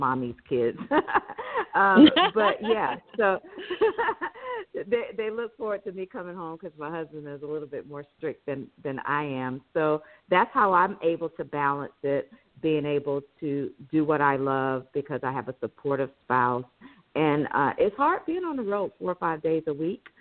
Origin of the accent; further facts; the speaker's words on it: Sumter, South Carolina, United States; moved away as an adult; also born or lived in Houston, Texas; I grew up in Sumter, South Carolina, where there was Shaw Air Force Base.